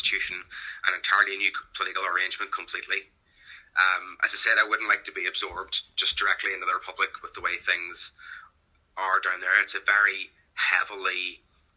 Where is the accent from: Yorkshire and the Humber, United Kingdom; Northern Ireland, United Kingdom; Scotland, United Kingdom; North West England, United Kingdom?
Northern Ireland, United Kingdom; I consider myself to be an Irish person. I am also a British person. I have dual identity that way. Same as many people here.